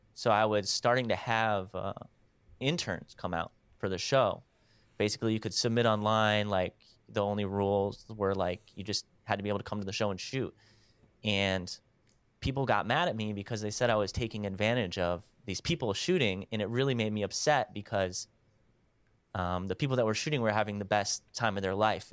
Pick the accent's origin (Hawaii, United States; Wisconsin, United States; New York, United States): Wisconsin, United States; I'm from Wisconsin